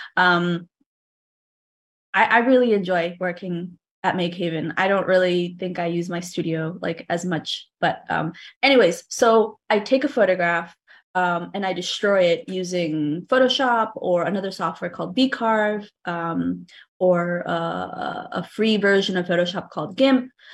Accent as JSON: {"language": "English", "town": "New Haven", "region": "Connecticut", "country": "United States", "tie": "born or raised there", "said": "When I was growing up in Fairhaven, um, I lived, or I still live about three blocks, three or four blocks away from a rector square."}